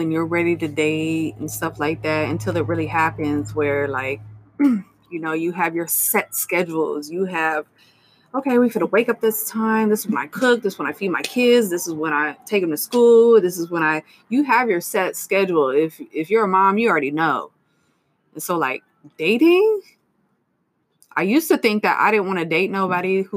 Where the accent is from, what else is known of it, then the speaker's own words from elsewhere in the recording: Stockton, California, United States; I was raised on Waterloo Road on the east side